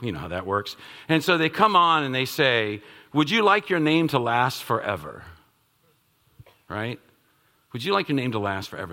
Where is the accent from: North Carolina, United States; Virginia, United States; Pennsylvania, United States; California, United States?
Virginia, United States; Northern; I'm from the Northern Virginia area